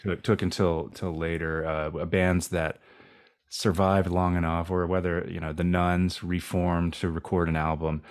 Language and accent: English; East Coast, United States; growing up, for me, growing up on the East Coast